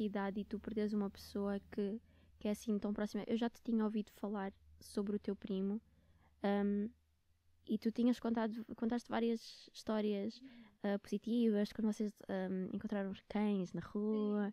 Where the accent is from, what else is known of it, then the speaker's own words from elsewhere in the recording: Luanda, Luanda Province, Angola; moved away as an adult; also born or lived in Netherlands; now in Portugal; eu vivia com eles em Luanda